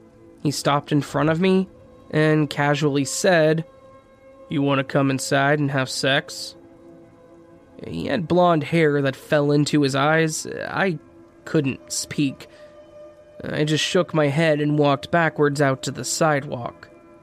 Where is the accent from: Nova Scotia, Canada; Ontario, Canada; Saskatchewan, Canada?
Nova Scotia, Canada; I'm from Nova Scotia, and in the summers, rickshaw drivers run around the city offering rides to people.